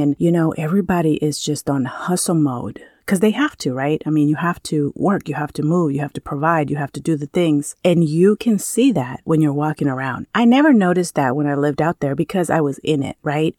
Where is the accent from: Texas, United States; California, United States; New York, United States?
California, United States; moved away as an adult; now in Maui, United States; I grew up in California.